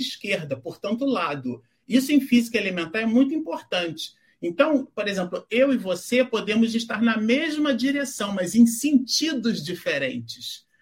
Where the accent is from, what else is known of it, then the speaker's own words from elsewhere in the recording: Rio de Janeiro, Brazil; now in São Paulo, Brazil; eu sou carioca também